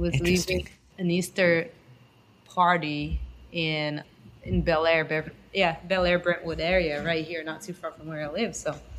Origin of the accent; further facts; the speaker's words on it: Brazil; moved away; I was born and raised in Brazil